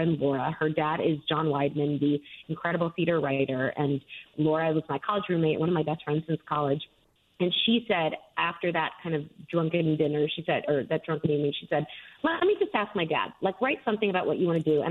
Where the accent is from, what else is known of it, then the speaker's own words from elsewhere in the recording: Miami, Florida, United States; moved away as an adult; also born or lived in London, United Kingdom; now in Scotland, United Kingdom; I am from Miami originally